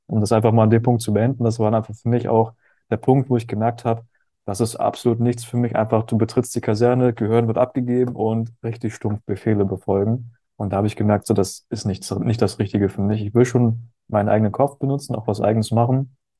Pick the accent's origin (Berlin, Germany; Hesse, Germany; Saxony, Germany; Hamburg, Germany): Hamburg, Germany; moved away as an adult; also born or lived in Berchtesgaden / Bad Reichenhall; ich bin, ja in Hamburg groß geworden